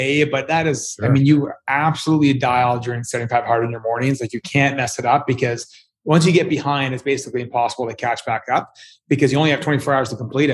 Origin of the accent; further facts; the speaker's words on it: Edmonton, Alberta, Canada; I'm from Canada. I'm from a colder part of Canada, Edmonton.